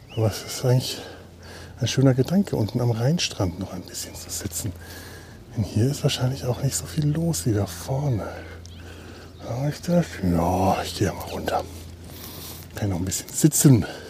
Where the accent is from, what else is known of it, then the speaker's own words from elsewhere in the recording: Franconia, Bavaria, Germany; now in Cologne, Germany; Ich bin Franke. Wir, wir äh, sind sehr stolz auf unsere Bratwürste.